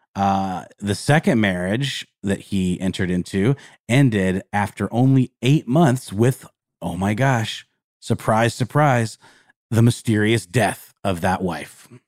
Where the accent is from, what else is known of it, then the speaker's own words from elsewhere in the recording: the South, United States; We're from the South